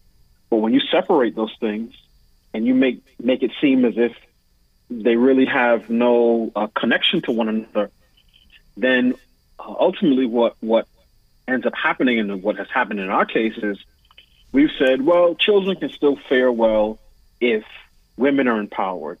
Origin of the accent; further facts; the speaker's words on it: New York City, New York, United States; moved away as an adult; now in Washington, D.C., United States; I was raised in New York City.